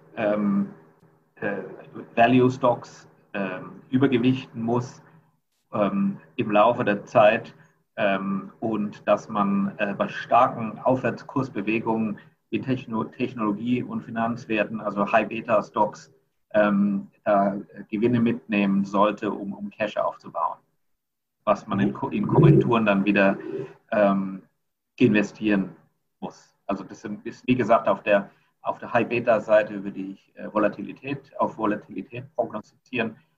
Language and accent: German; Rhineland-Palatinate, Germany; moved away as an adult; also born or lived in Mannheim / United States; now in Singapore; ich komme ursprünglich aus Rheinland-Pfalz